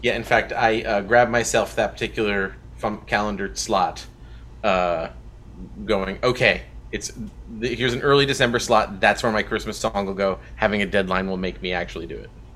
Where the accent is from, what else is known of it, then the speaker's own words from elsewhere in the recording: New York, United States; I'm from New York